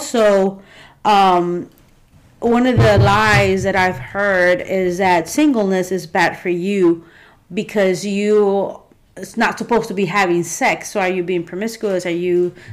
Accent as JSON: {"language": "English", "region": "South Texas", "country": "United States", "tie": "born or raised there", "moved": "as an adult", "lives_now": "Memphis, United States", "said": "I was born and raised in South Texas. I moved to Memphis 11 years ago to serve the Lord here"}